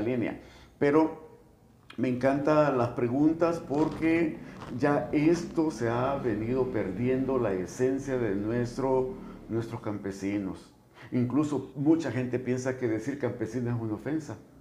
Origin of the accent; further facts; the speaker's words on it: El Salvador; el salvadoreño, como salvadoreño, nos desenvolvemos